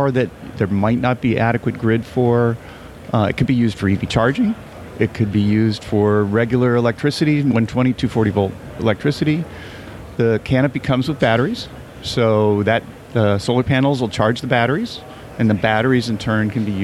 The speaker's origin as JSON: {"language": "English", "region": "California", "country": "United States", "said": "I'm from California"}